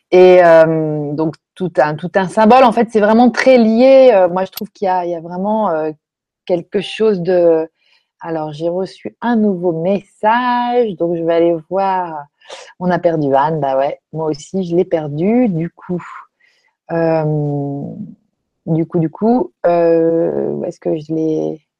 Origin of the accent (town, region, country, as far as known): France